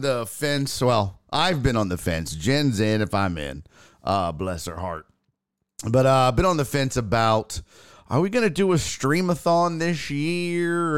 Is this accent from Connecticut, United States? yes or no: no; Houston, Texas, United States; I live here in Houston. Uh, I was born and raised here in Houston